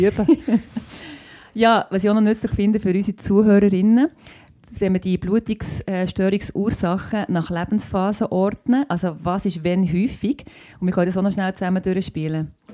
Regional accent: Bern, Switzerland; ich bin auch Bernerin und ähm, Ärztin eben

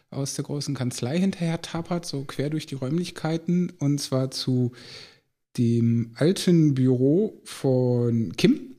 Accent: Lower Saxony, Germany; also bei uns in Ostfriesland sagt man so ein bisschen töffelig.

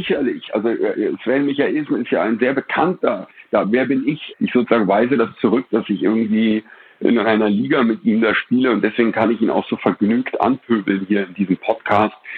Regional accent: Berlin, Germany; ich bin in den 70ern in Berlin aufgewachsen

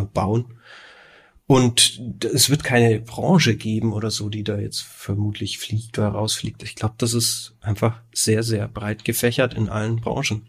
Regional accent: Nuremberg, Bavaria, Germany; wir kommen ja aus Nürnberg oder Umgebung

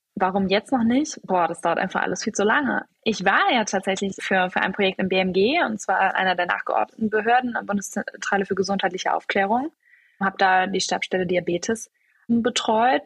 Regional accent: Cologne, North Rhine-Westphalia, Germany; also born or lived in Munich / Düsseldorf; ich bin von Köln, wo ich aufgewachsen bin, nach München gegangen

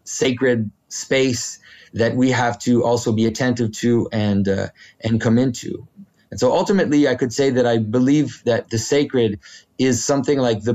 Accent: Quebec, Canada; first language French; English is a second language; my first language is French. I'm from Quebec.

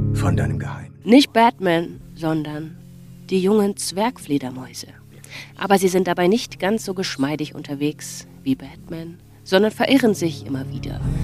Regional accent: Augsburg, Bavaria, Germany; also born or lived in Friedberg; ich bin in Friedberg geboren, aber in Augsburg auf die Schule gegangen

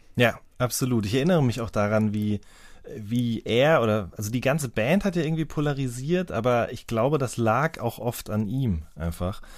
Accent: Ruhr area, North Rhine-Westphalia, Germany; now in Baden-Württemberg, Germany; ich komme ja ursprünglich aus dem Ruhrgebiet

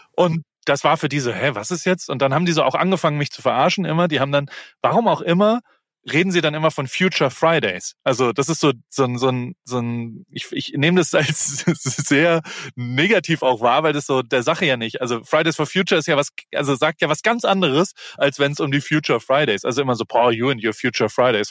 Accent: Germany; moved away as an adult; now in United States; ich komme aus Deutschland

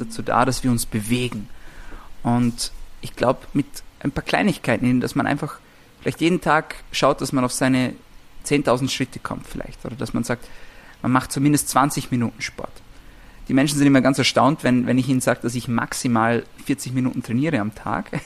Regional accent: Vorarlberg, Austria; ich komme aus Vorarlberg, ist noch ein bisschen eine, eine, ländliche Gegend

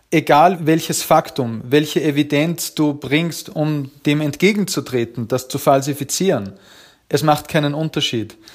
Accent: Upper Austria, Austria; Na, ich komme eigentlich aus dem ländlichen Bereich, aus Oberösterreich, in der Gegend, also im Nachbarbezirk von Braunau, wo Hitler geboren wurde.

